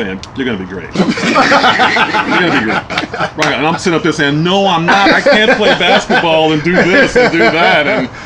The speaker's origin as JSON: {"language": "English", "town": "Chicago", "region": "Illinois", "country": "United States", "tie": "born or raised there", "moved": "yes", "said": "Born and raised in Chicago."}